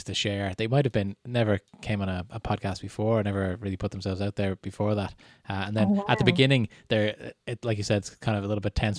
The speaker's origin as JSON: {"language": "English", "country": "Ireland"}